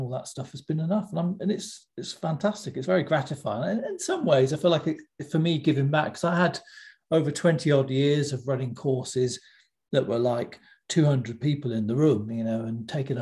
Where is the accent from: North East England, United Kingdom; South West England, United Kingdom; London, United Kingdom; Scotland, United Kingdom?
South West England, United Kingdom; West Country; I come from the West Country in England, and we don't talk that fast at all.